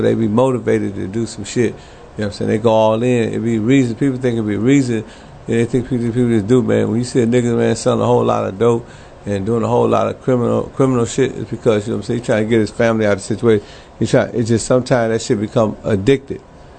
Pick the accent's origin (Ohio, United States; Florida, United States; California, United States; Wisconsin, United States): Wisconsin, United States; Milwaukee; You know, I'm from Milwaukee. I'm from a small ass town, but you know, we did it big, man.